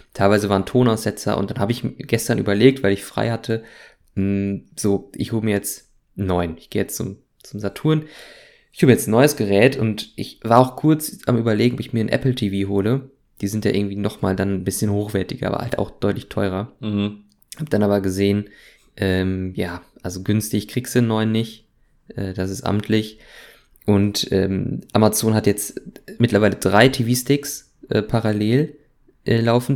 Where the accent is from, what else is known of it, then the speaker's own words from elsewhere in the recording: Germany; als gebürtiger Deutscher